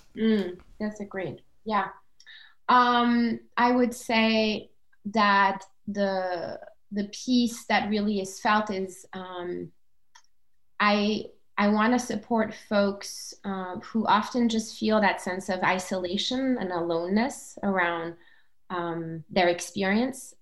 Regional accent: Denmark; also born or lived in Comoros; grew up, uh, you know, as a brown human in a white country, Denmark

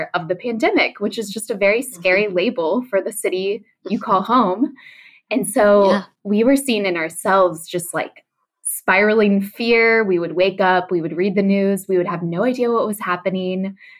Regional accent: Texas, United States; now in New York City, United States; I also live in New York City and also come from the South. So I'm from Texas.

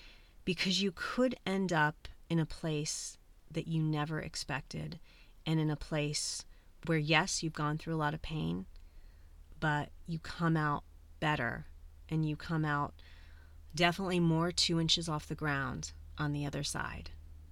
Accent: Colombia; I'm adopted. I'm originally from Colombia and my birth mother is indigenous Colombian.

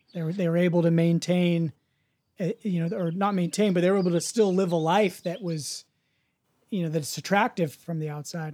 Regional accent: United States; growing up in the States

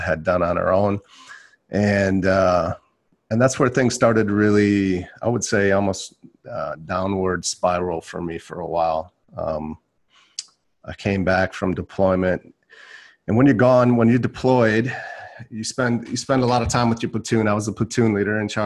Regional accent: Milwaukee, Wisconsin, United States; I was born in Milwaukee, Wisconsin

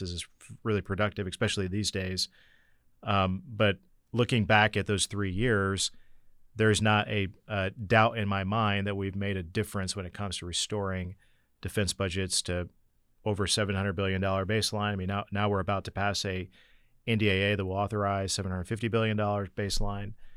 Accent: Northeast Indiana, United States; I come from Northeast Indiana

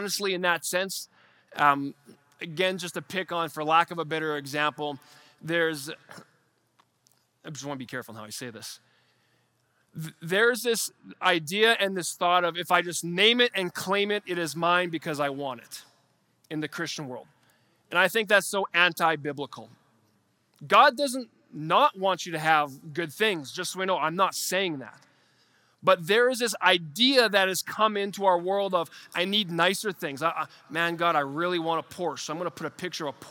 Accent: Canada; as a Canadian in 2023

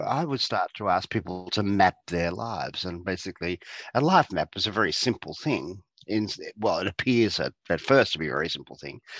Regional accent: Geelong, Victoria, Australia; I grew up in Geelong, which is a town south of mm. Melbourne

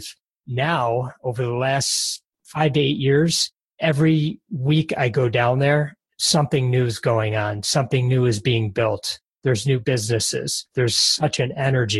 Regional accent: Detroit, Michigan, United States; I was born and raised just outside of Detroit

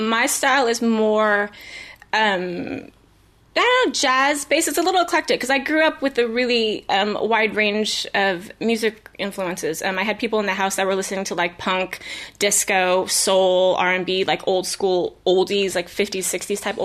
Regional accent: Vallejo, California, United States; moved away as an adult; also born or lived in East Coast / Michigan / San Francisco; now in Los Angeles, United States; I was born and raised in Vallejo. I lived on the East Coast briefly, like middle school, and then came back to the Bay.

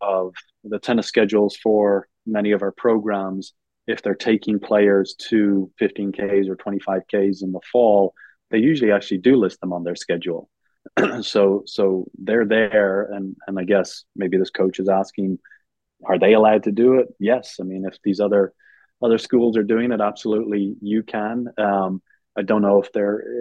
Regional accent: Ireland; moved away as an adult; now in United States; I'm from Ireland

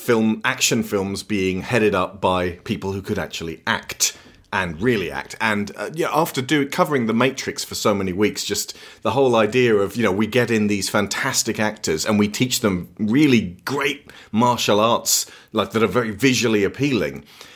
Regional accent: Australia; Well, you're a British lady. I'm Australian.

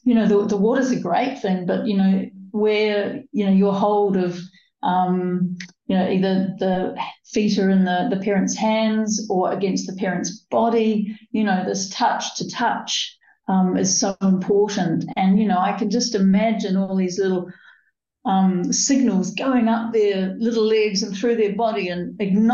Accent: New Zealand; moved away as an adult; now in United Kingdom; I was born in New Zealand and grew up, I think, fairly much barefoot

